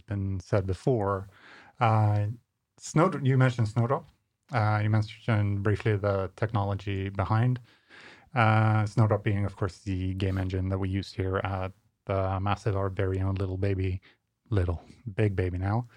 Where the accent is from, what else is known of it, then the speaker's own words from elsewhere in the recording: Skåne, Sweden; Coming from this part of, of Sweden